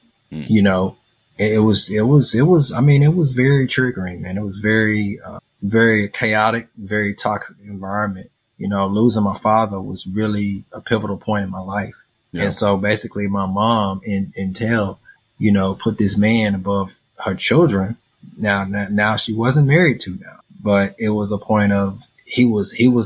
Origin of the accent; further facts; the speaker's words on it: St. Louis, Missouri, United States; I'm from St. Louis, Missouri.